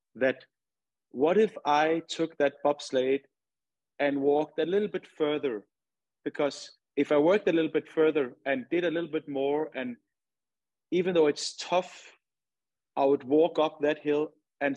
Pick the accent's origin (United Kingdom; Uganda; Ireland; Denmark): Denmark; moved away as an adult; now in Houston, United States; my childhood in my hometown. We have this, we have snow. Obviously, there's not snow in Houston, but in Denmark, there's a lot of snow